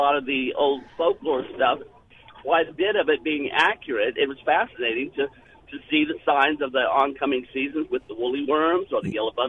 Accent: Florida, United States; now in Boonville, United States; I'm from Florida, and I settled up here in my wife's stomping ground

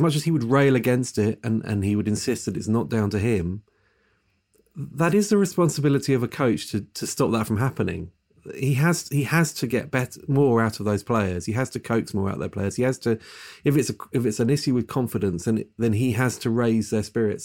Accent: England, United Kingdom; as an Englishman

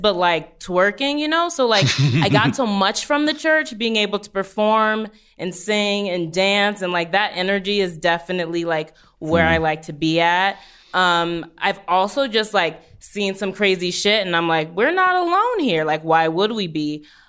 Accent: New Orleans, Louisiana, United States; I'm from New Orleans. There's, like, as you know, there's, like, the Catholicism that was forced upon everybody.

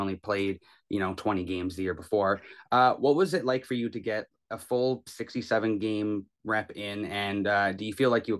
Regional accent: Kamloops, British Columbia, Canada; I'm from Kamloops as well.

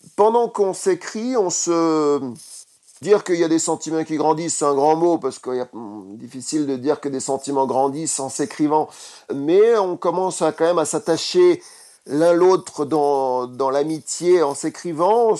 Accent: France; je suis français.

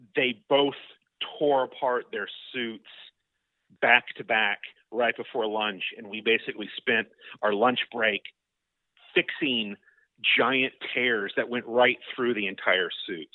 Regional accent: Seminole, Florida, United States; I grew up in Seminole, Florida

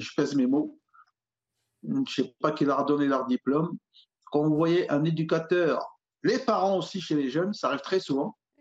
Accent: Alfortville, Île-de-France, France; j'ai grandi à Alfortville

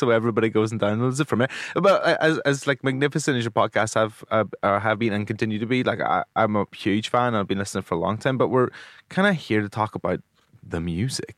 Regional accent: Omagh, Northern Ireland, United Kingdom; growing up in Omaha in Northern Ireland

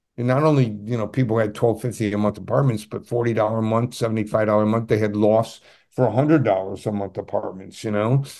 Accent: Adirondack Mountains, upstate New York, United States; I grew up in the Ma-, Adirondack Mountains

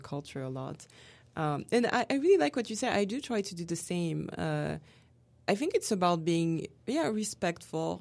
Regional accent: France; moved away

